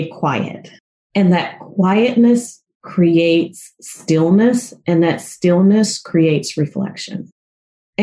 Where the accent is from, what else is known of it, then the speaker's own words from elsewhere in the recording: the South, United States; I grew up in the South